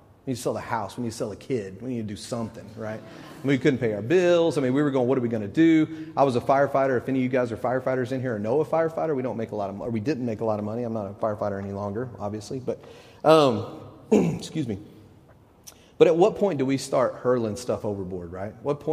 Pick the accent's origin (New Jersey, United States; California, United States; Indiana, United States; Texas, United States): Texas, United States; moved away as an adult; now in Knoxville, United States; When we moved to Knoxville, we're from Texas, and we've only been here a couple months